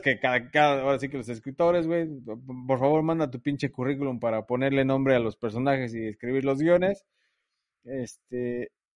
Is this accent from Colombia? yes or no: no; Mexico; now in Vancouver, Canada; nos identifica como mexicanos